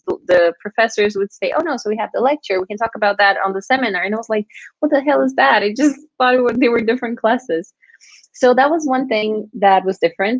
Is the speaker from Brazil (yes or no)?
yes; Brazil; moved away as an adult; now in United Kingdom; I'm from Brazil.